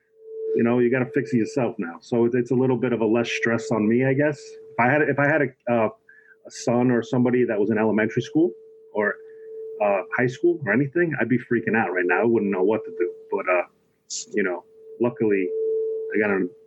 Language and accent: English; New Jersey, United States; I'm from New Jersey